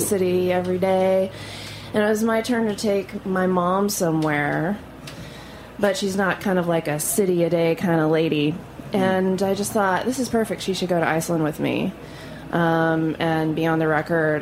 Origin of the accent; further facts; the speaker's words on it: Louisiana, United States; moved away; also born or lived in Tulsa, Oklahoma; I was born in Louisiana, but my whole family's in Tulsa, Oklahoma